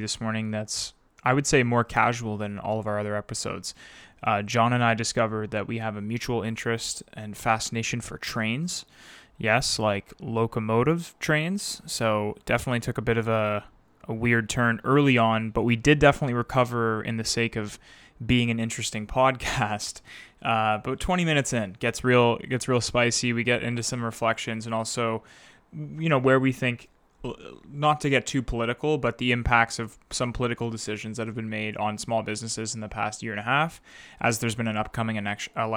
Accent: Wakefield, Quebec, Canada; It was going between Chelsea and Wakefield. And it was right in my hometown. I used to run next to it as a kid

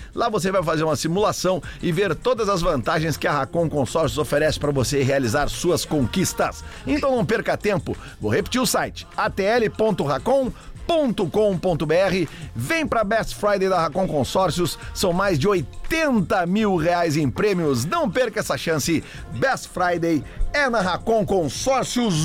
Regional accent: Porto Alegre, Rio Grande do Sul, Brazil; eu, eu cresci na Avenida Farrapos, eh, voluntários, eh, Cristóvão Colombo, todo aquele, aquele bairro, toda aquela área que é perto ali agora, que chama de quarto distrito

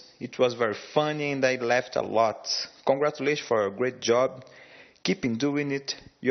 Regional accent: Brazil; English is a second language; I'm from Brazil. I'm a PhD student, and I'm moving to UK next June to spend 6 months as a fellow researcher in the Manchester University.

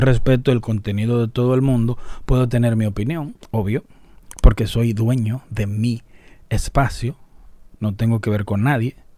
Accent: Dominican Republic; una frase dominicana que la usamos en República Dominicana

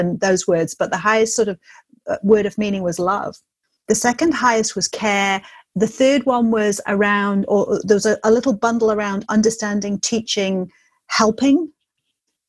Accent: England, United Kingdom; now in New Zealand; I'm English

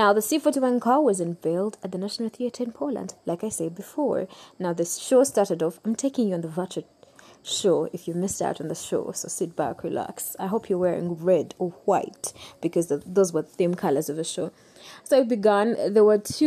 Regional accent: Uganda; I come from Uganda. I love Uganda.

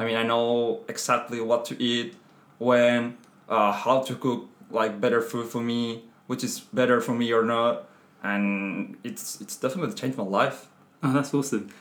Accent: Madrid, Community of Madrid, Spain; English is a second language; moved away as an adult; now in France; I'm Spanish. Come from Madrid

